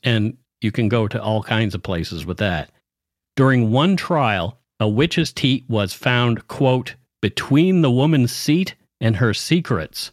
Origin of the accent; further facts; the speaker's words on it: Canada; We are ordinary Canadian schmucks